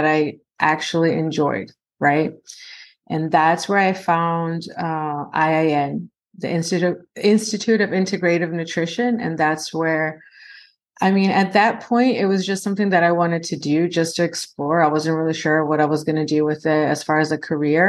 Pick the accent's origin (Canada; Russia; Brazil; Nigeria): Brazil; now in United States; I'm originally from Brazil